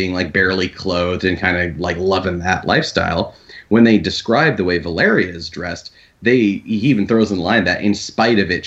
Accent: Iowa, United States; I am from Iowa

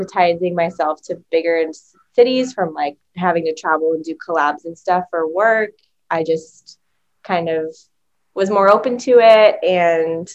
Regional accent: northern New England, United States; moved away as an adult; now in Los Angeles, United States; I'm from northern New England

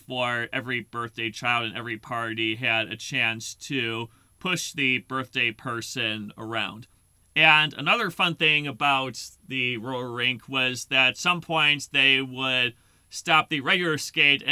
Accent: Lombard, Illinois, United States; I grew up in Lombard, Illinois

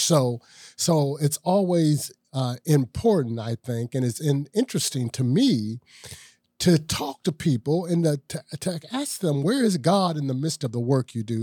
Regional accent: Ohio, United States; I'm from Ohio also

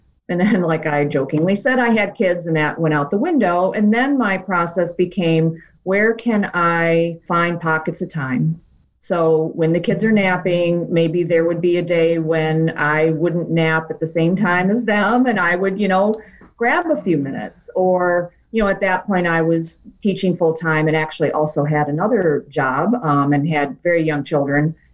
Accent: outside Detroit, Michigan, United States; also born or lived in New Hampshire / Wisconsin; now in Ann Arbor, United States; I was born in New Hampshire, but I moved to, you know, outside the Motor City when I was still pretty young. So I'm really pretty much a Michigan gal

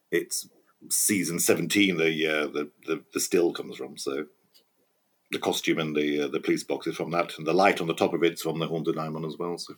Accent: near Nottingham, East Midlands, United Kingdom; I grew up near Nottingham, about nine miles outside of Nottingham

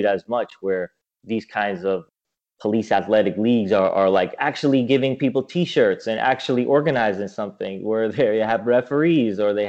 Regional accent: New York, United States; for an American like me, like if I'm coming from New York

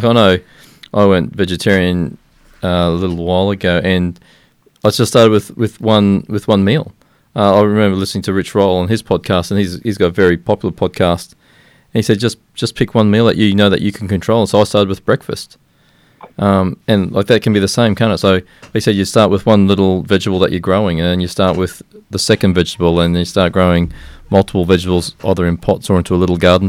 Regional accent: Nambour, Queensland, Australia; I come from Nambour.

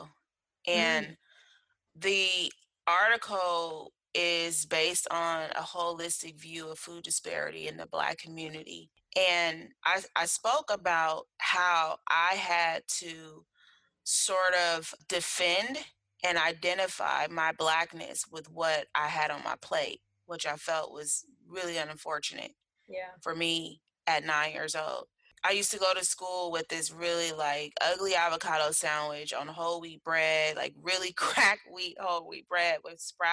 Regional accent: Berkeley, California, United States; I was raised in Berkeley back in the day

